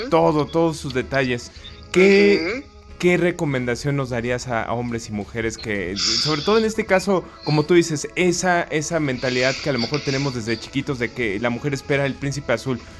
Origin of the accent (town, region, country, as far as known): Mexico